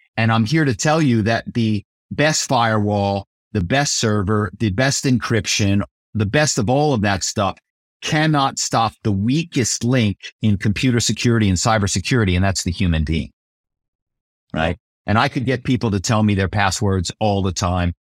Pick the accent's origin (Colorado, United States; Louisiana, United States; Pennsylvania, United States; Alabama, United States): Pennsylvania, United States; Philadelphia; moved away as an adult; also born or lived in New York; I come from Philadelphia, and my family is very well known in the automobile business